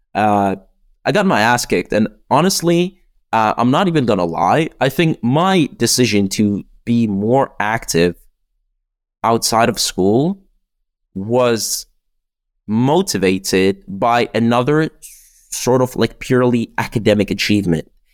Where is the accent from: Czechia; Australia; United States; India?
Czechia; also born or lived in United Kingdom; in the Czech Republic, we have like this weird system where you can do eight years of high school.